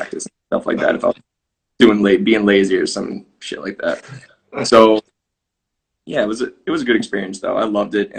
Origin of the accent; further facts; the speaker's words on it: Champaign, Illinois, United States; moved away as an adult; now in Finland; So I'm from Champaign, Illinois, which for people not familiar with like the Illinois area, it's like 2.5 hours south of Chicago. So I grew up playing for my hometown club till I was about 13